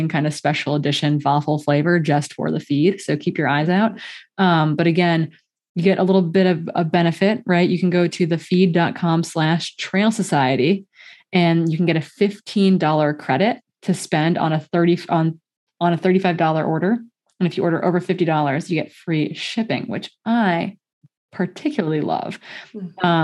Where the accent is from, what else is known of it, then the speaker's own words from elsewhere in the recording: Midwest, United States; moved away; also born or lived in Montana; Originally, I grew up in the Midwest where we routinely had cold days.